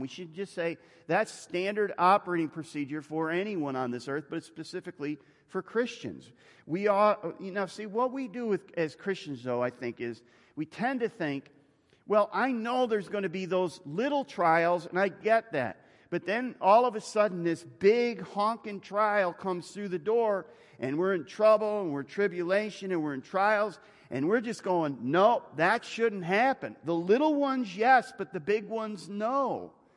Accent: United States; I'm an American

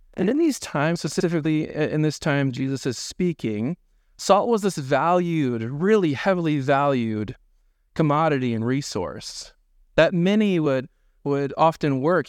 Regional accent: Indiana, United States; now in Dubuque, United States; growing up in Indiana, there's no hills anywhere

